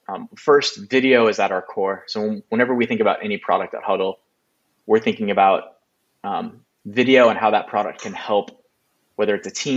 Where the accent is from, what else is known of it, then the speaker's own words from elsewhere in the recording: Kansas City, United States; moved away as an adult; also born or lived in Nebraska; I'm from the Midwest, from Kansas City, born and bred. My family is down in Kansas City. And I came up to Nebraska, University of Nebraska, for college.